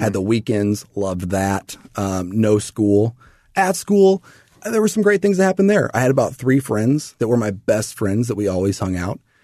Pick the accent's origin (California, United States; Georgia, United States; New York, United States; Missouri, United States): Missouri, United States; O'Fallon; I grew up in Missouri. Mm-hmm. Little town of Fallon